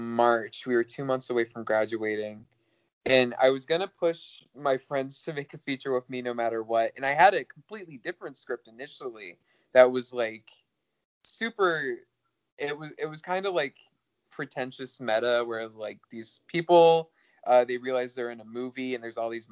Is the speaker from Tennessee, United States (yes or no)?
yes; Chattanooga, Tennessee, United States; moved away; my hometown of Chattanooga